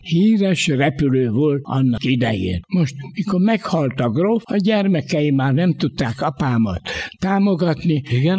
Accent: Budapest, Hungary; Hát ott laktunk, ott születtünk, most is ebbe az utcába lakok

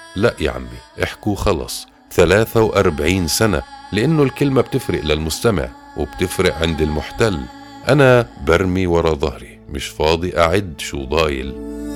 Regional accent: Palestine; بيننا كفلسطينيين

